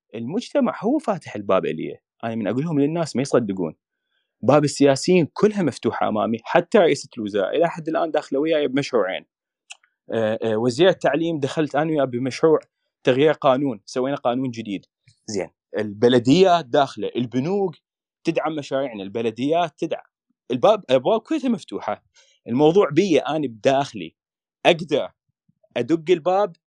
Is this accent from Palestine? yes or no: no; Iraq; now in Norway; انا عراقي